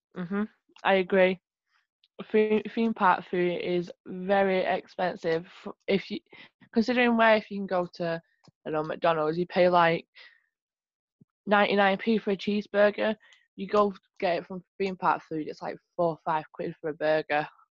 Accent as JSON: {"language": "English", "town": "Manchester", "region": "North West England", "country": "United Kingdom", "said": "I'm from Manchester."}